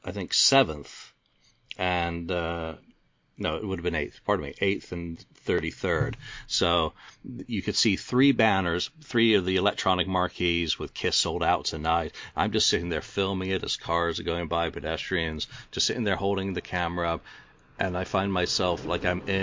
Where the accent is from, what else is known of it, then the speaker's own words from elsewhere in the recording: England, United Kingdom; I'm English